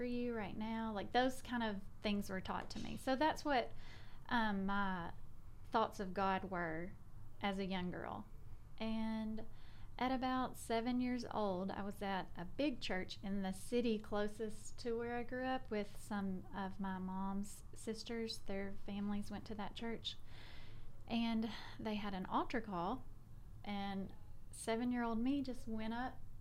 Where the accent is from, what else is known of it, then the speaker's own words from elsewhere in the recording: South Arkansas, United States; moved away as an adult; now in Memphis, United States; I grew up in South Arkansas. So I was born, lived in the same house my whole life until I got married